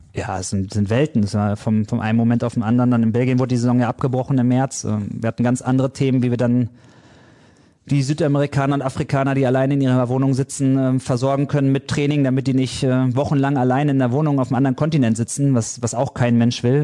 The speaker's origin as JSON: {"language": "German", "town": "Dortmund", "region": "North Rhine-Westphalia", "country": "Germany", "said": "ich komme aus Dortmund"}